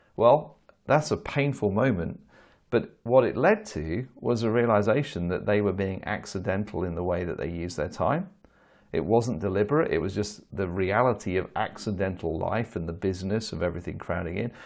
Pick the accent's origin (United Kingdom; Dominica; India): United Kingdom; as a Brit